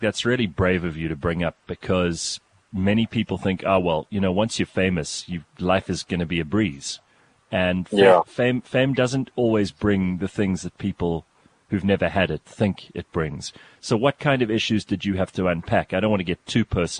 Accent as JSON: {"language": "English", "town": "Pretoria", "region": "Gauteng", "country": "South Africa", "said": "we're both from Pretoria"}